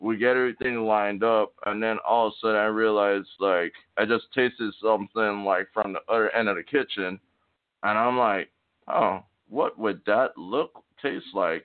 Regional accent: St. Croix, U.S. Virgin Islands; moved away as an adult; now in Tulsa, United States; I'm from St. Croix, man. St. Croix, Virgin Islands. Born and raised on the east side, Estate St. John's, with my grandma and my mom

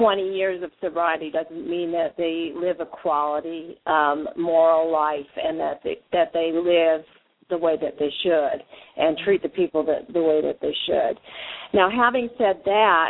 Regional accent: Arizona, United States; so it was beautiful here in Arizona. I'm from Arizona.

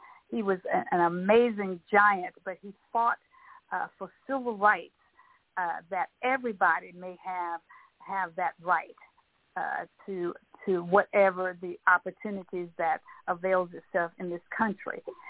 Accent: East Texas, United States; he knows that I was from East Texas. So, because he would say he called me East Texas.

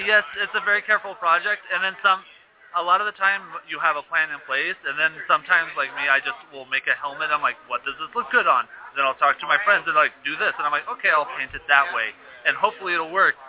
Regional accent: Arizona, United States; I grew up in Arizona all my life.

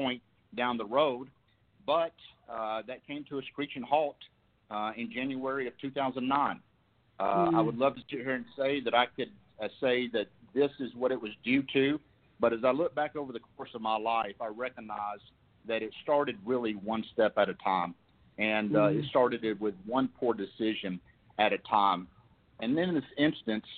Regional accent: Alabama, United States; I'm originally from Alabama, and I am 46 years old

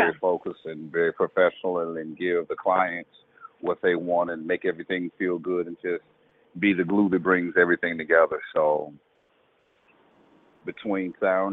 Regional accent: Memphis, Tennessee, United States; We're all from Memphis

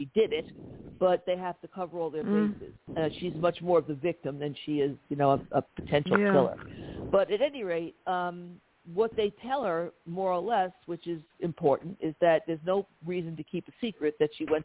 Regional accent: New York City, New York, United States; I'm from this part of the world

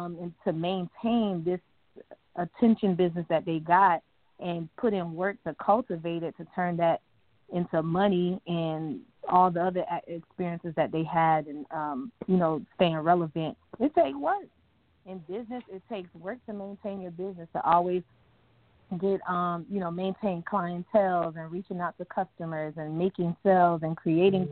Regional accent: Fort Myers, Florida, United States; now in Tampa, United States; I'm originally from Fort Myers

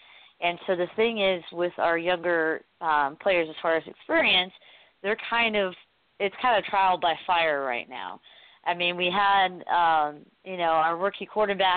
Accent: Portland, Oregon, United States; I'm from Portland

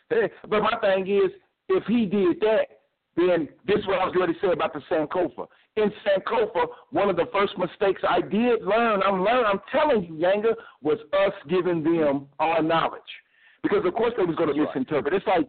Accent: Louisville, Kentucky, United States; Yes, I'm from Louisville. But I try to tell my wife, it's not like the Kentucky you know.

